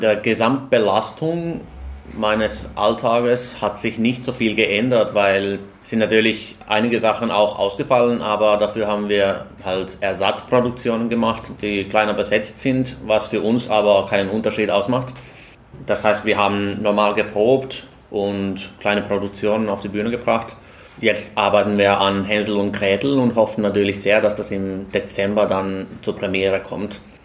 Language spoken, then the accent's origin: German; Finland; also born or lived in Austria; now in Bonn, Germany; ich komme aus dem fernen Finnland, habe aber die letzten neun Jahre in, im wunderschönen, oder wie hast du das beschrieben, Österreich verbracht